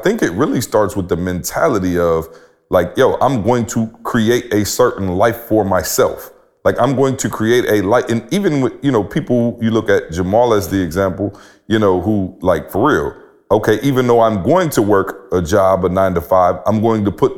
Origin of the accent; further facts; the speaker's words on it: Midwest, United States; And so where I'm from, I'm going to just be real. Like, I'm from the Midwest.